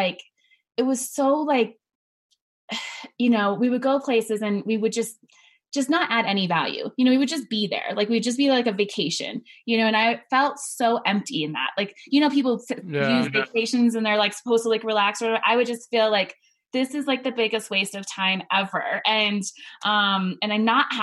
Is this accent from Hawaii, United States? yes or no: yes; Hawaii, United States; moved away; also born or lived in La Junta, Colorado; I was originally from Hawaii.